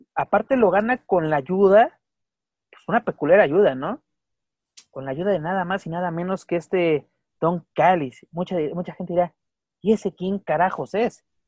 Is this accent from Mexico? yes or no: yes; Mexico; also born or lived in Mexico City; también nosotros somos norteamericanos